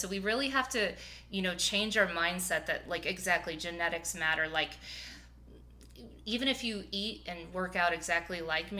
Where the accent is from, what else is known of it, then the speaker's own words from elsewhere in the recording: Midwest, United States; I mean, I'm a big meat eater. We're both from the Midwest.